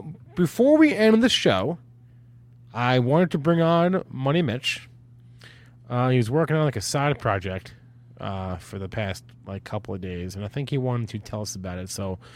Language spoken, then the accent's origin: English; East Coast, United States; moved away; I'm from the East Coast. We don't do guns. We don't do guns where I'm from.